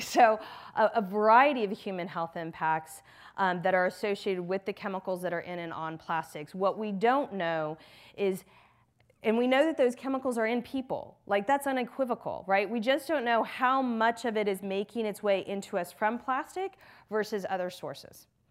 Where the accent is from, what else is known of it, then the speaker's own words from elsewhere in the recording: Texas, United States; moved away; I grew up in Texas, in the South